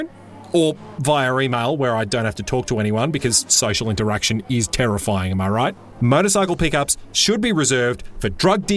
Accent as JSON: {"language": "English", "country": "Australia", "said": "I'm Australian"}